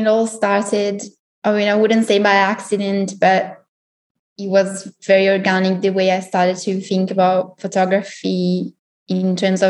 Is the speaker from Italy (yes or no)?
yes; Italy; now in Berlin, Germany; So I'm originally from Italy. I have a background in sociology and communication. I studied in Milan and then I moved to Berlin and did something completely different.